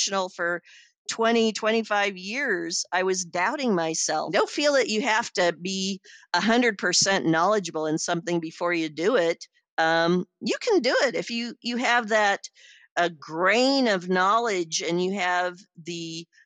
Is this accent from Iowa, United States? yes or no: yes; Iowa, United States; I'm a woman from Podunk, Iowa